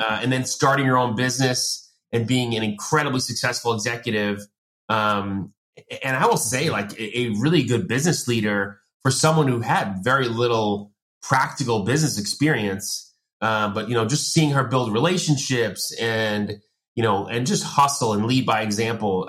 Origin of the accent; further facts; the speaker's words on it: Long Island, New York, United States; I grew up in Long Island